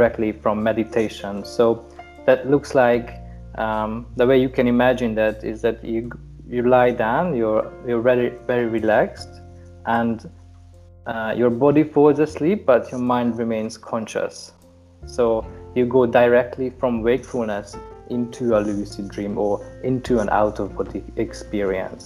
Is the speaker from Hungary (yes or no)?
yes; Hungary; I'm from Hungary